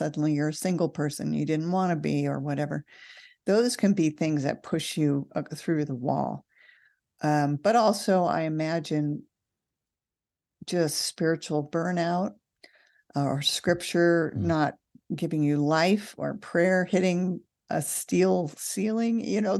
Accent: California, United States; I hate to say this, but I grew up in California, and moving to Nevada is a desert.

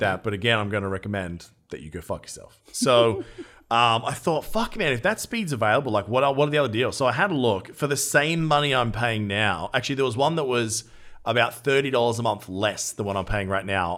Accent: Australia; as an Australian

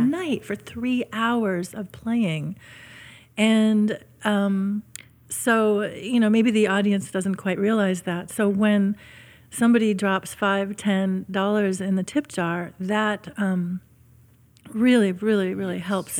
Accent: Syracuse, New York, United States; which is my hometown

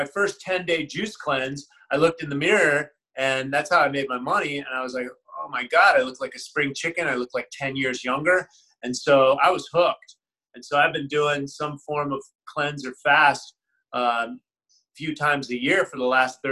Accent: San Francisco, California, United States; also born or lived in Connecticut; I grew up in the Haight-Ashbury in the 60s.

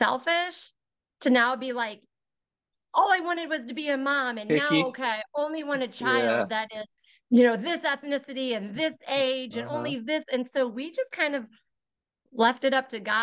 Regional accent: Westfield, Indiana, United States; I was born and raised in Westfield. So I'm a 40-year resident.

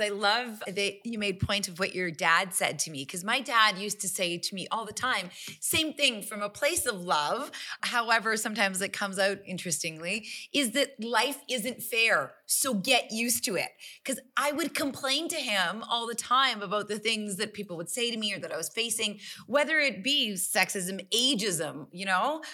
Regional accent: Calgary, Alberta, Canada; I'm born and raised in Calgary, but my parents are immigrants and, and, um, from India.

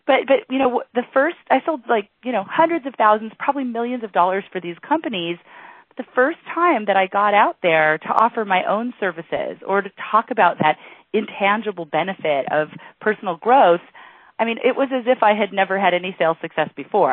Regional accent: Miami Beach, Florida, United States; I was born in Miami Beach

